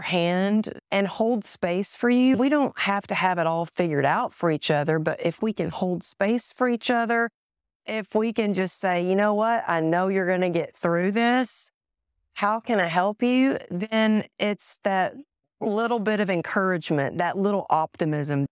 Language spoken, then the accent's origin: English; Greenville, Texas, United States; moved away; I was born in Greenville